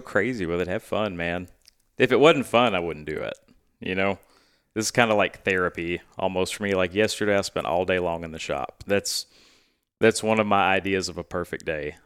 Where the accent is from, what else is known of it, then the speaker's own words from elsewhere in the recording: Stuttgart, Arkansas, United States; also born or lived in Casco, Arkansas / Little Rock, Arkansas; growing up in Stuttgart